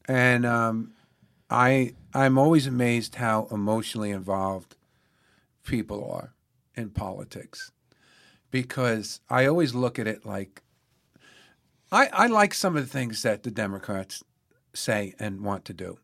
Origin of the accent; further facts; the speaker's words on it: New York City, New York, United States; I'm born and raised in the Bronx